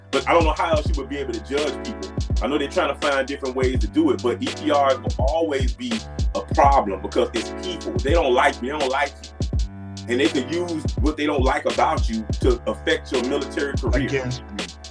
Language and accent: English; Miami, Florida, United States; moved away as an adult; when I was growing up in Miami